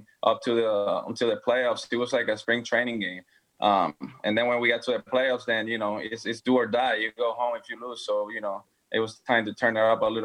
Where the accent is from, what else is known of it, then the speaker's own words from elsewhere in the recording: Puerto Rico; now in Houston, United States; go back to my hometown and be able to spend time with the rest of my family over there